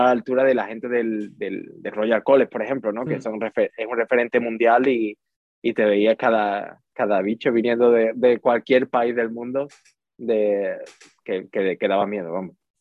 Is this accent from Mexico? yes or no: no; Utrera, Andalusia, Spain; moved away as an adult; also born or lived in Seville; now in London, United Kingdom; Soy, de Utrera, soy de Utrera, de un pueblo cerquita de Sevilla